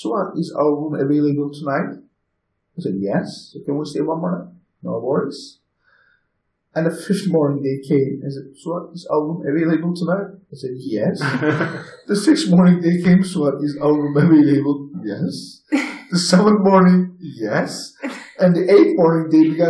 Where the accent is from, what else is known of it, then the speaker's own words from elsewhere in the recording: Trabzon, Turkey; English is a second language; moved away as an adult; also born or lived in Cappadocia, Turkey; now in Ortahisar, Turkey; I am not originally from Cappadocia. I'm from north of Turkey, Trabzon City